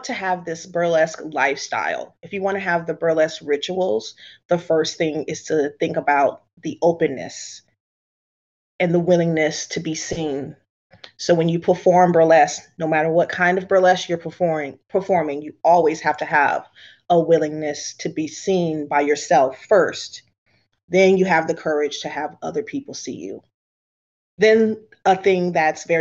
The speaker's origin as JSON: {"language": "English", "region": "the South", "country": "United States", "tie": "born or raised there", "said": "a dark-skinned Black girl growing up in the South."}